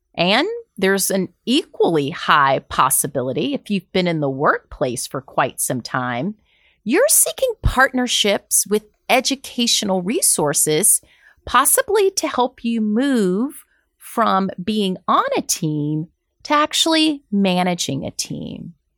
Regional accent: Deep South, United States; I'm from the Deep South

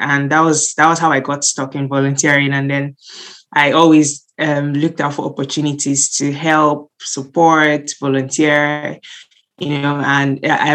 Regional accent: Nigeria; moved away as an adult; also born or lived in Southampton, United Kingdom; now in United Kingdom; I'm Nigerian, and I was born and brought up there, and then I moved to the UK for my master's

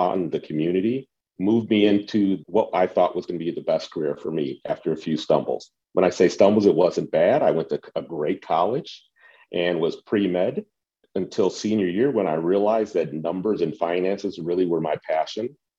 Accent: Cleveland, Ohio, United States; I grew up in the Cleveland area

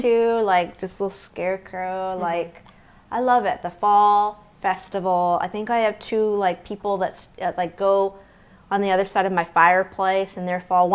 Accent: outside St. Louis, Missouri, United States; I grew up outside St. Louis.

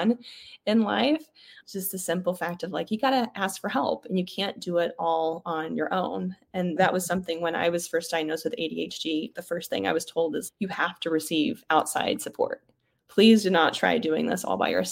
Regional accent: Oklahoma, United States; I grew up mostly in Oklahoma

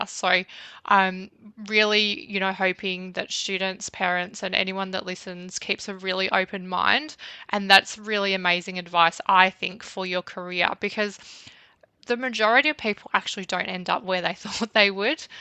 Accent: Bendigo, Victoria, Australia; I grew up in Bendigo about probably 20 minutes outside of the town.

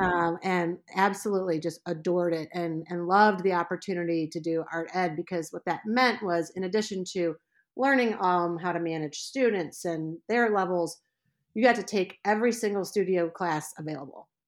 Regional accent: Indianapolis, Indiana, United States; now in Leland, Michigan, United States; I was born in Indianapolis, Indiana

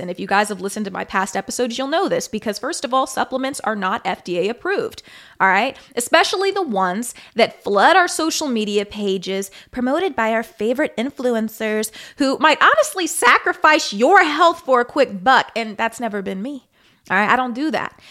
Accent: Kansas City, United States; moved away; I'm from Kansas City

